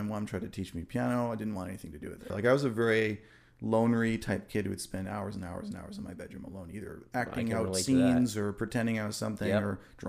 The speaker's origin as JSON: {"language": "English", "country": "Germany", "tie": "born or raised there", "said": "like my parents let me buy albums when I was a kid growing up in Germany."}